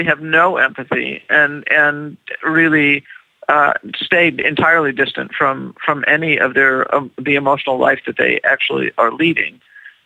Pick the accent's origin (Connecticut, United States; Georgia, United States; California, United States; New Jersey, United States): California, United States; Los Angeles; I'm from Los Angeles, California